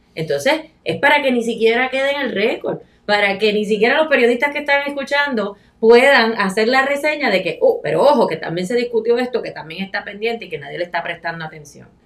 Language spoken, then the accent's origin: Spanish; Añasco, Puerto Rico; mi pueblo de Añasco